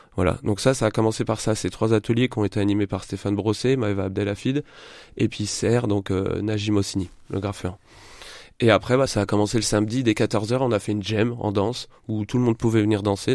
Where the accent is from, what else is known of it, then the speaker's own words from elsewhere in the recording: Châlons-en-Champagne, Grand Est, France; also born or lived in Reims; je suis revenu revivre à Chalon euh, il y a 3-4 ans, j'ai vécu 20 ans sur Reims et j'ai voulu revenir euh, dans ma ville natale